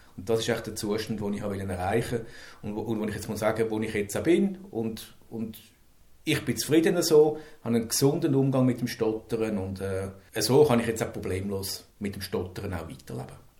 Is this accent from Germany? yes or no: no; Zurich, Switzerland; ich komme aus Zürich